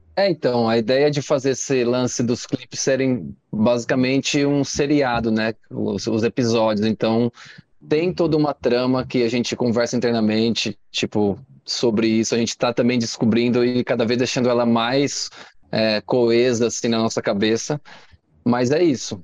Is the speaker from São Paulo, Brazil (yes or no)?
yes; Itanhaém, São Paulo, Brazil; Eu sou de Itanhaém, é litoral